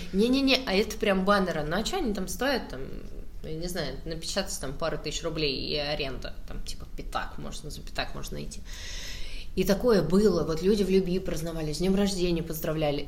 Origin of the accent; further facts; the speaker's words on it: Saratov, Saratov Oblast, Russia; я просто из Саратова